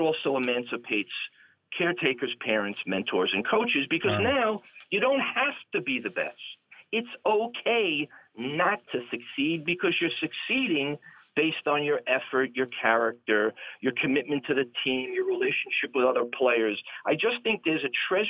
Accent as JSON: {"language": "English", "town": "New York City", "region": "New York", "country": "United States", "said": "I'm from Brooklyn"}